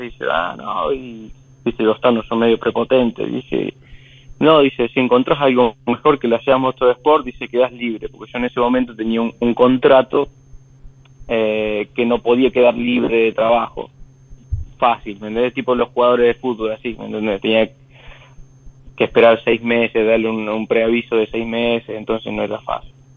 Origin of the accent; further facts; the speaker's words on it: Marcos Juárez, Córdoba, Argentina; moved away as an adult; now in Europe; vengo de un pueblito eh, que se llama Marco Juárez